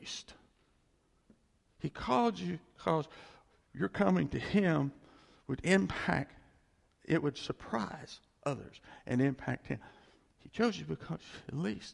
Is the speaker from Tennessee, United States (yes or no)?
no; West Virginia, United States; moved away; also born or lived in Texas; a little place in West Virginia where I grew up. We moved there from Texas.